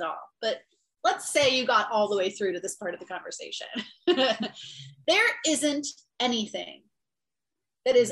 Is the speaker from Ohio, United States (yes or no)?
yes; Ohio, United States; I grew up in Ohio and it's a very religious state.